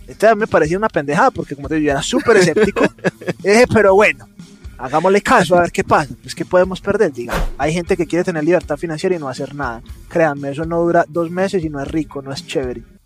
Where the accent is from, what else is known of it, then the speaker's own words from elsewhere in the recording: Medellín, Antioquia, Colombia; accent: paisa; de Medellín, Colombia, o sea, paisa. Se me nota mucho con la S arrastrada.